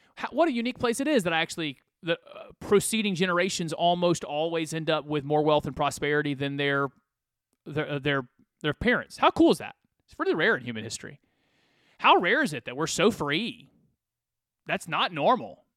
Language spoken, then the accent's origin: English; United States; I'm an American